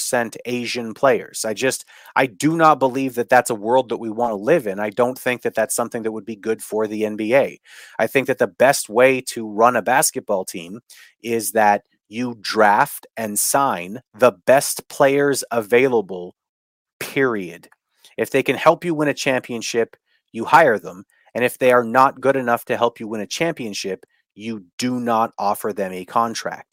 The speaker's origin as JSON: {"language": "English", "country": "Canada", "said": "I'm Canadian. I'm not talking as an American"}